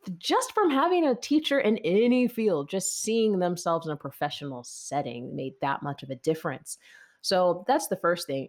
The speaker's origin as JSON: {"language": "English", "town": "Lawrenceville", "region": "Georgia", "country": "United States", "said": "I'm actually from Lawrenceville, Georgia"}